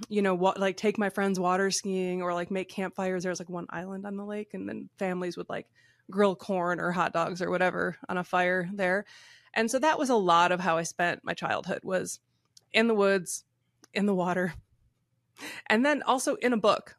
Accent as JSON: {"language": "English", "region": "Michigan", "country": "United States", "tie": "born or raised there", "also_born_or_lived": "West Coast", "moved": "yes", "said": "I grew up in Michigan"}